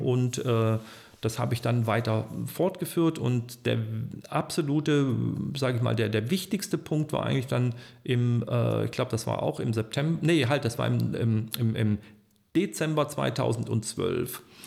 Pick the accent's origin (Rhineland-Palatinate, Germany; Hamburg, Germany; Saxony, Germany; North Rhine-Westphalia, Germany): North Rhine-Westphalia, Germany; Troisdorf; also born or lived in Ulm; Ich bin zwar in Ulm an der Donau geboren, bin aber in Trostorf aufgewachsen seit 1966